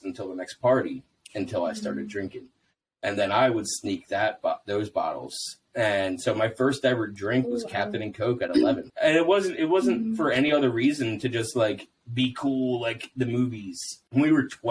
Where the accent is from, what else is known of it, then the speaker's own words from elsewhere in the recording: New Jersey, United States; I grew up in South Jersey